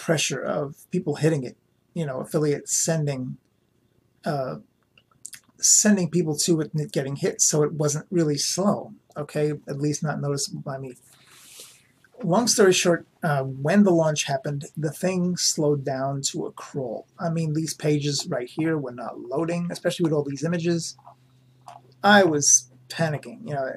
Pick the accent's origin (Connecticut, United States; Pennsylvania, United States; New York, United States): New York, United States; New York City; growing up in New York City